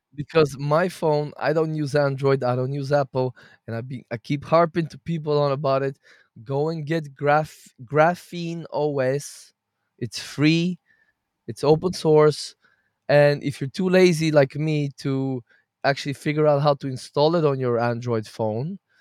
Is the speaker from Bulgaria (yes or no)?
yes; Bulgaria; now in Portugal; I'm Bulgarian.